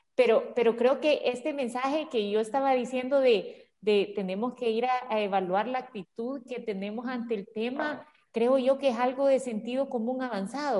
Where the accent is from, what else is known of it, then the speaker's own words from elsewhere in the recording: El Salvador; todos somos salvadoreños